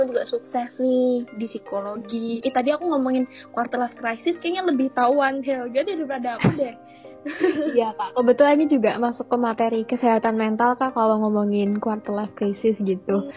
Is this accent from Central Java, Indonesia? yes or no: yes; Semarang, Central Java, Indonesia; Aku emang orang Semarang, Say.